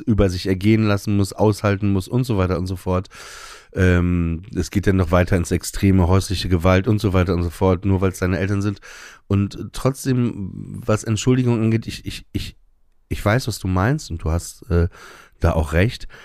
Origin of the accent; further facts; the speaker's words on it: Papenburg, Lower Saxony, Germany; Ich bin auf dem Land groß geworden, Papenburg im Emsland